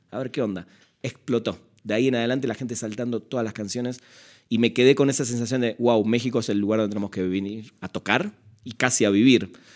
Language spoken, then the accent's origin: Spanish; Buenos Aires, Argentina; en Buenos Aires, de donde soy